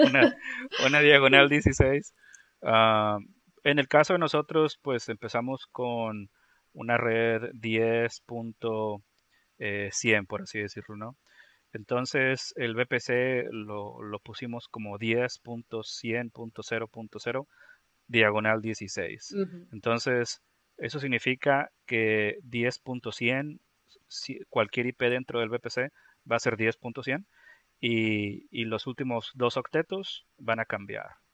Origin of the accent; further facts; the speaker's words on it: Monterrey, Nuevo León, Mexico; now in Tennessee, United States; me encuentro en el estado de Tennessee, en Estados Unidos, eh, pero soy originalmente de México, del noreste de México, de, de, Monterrey